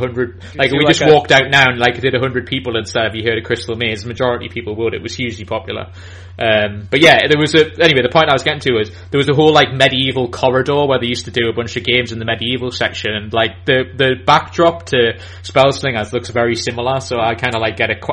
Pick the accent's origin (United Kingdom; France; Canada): United Kingdom; Newcastle upon Tyne, North East England; I'm from Newcastle in England.